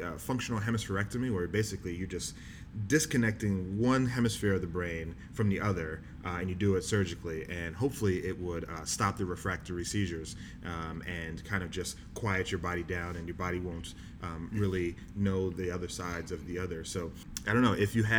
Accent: Galloway, New Jersey, United States; moved away as an adult; also born or lived in Houston, Texas / Bahamas; now in Boston, United States; we moved to Jersey, and that's where I grew up

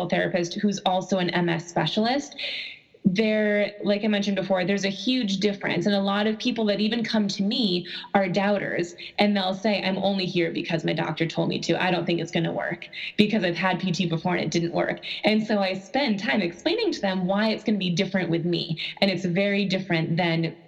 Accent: Buffalo, New York, United States; I am actually from Buffalo, New York

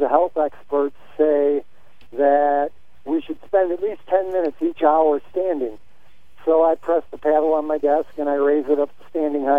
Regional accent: Chicago, Illinois, United States; moved away as an adult; also born or lived in Austin, Texas; I was born and raised in the Chicago area

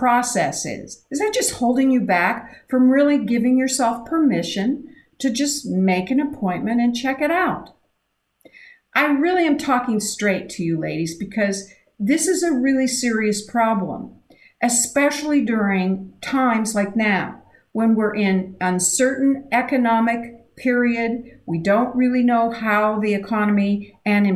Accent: Idaho, United States; I grew up in Idaho

